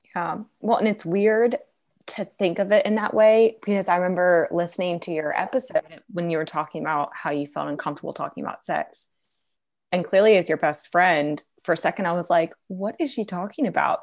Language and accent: English; Virginia, United States; moved away; I'm, I'm originally from Virginia